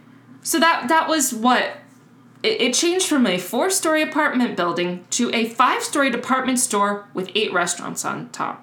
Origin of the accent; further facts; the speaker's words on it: Miami, Florida, United States; I am from Miami.